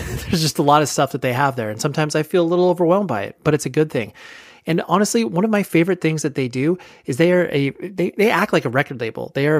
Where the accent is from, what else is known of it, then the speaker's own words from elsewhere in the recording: California, United States; I'm like, come on, I'm from California. Give me a break, guys.